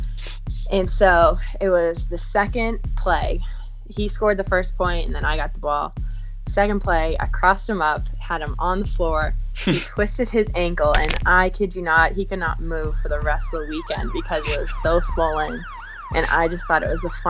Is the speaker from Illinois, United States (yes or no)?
no; Charlotte, North Carolina, United States; I'm from Charlotte, North Carolina. I've lived there for about 15 years, so I definitely call that place my home.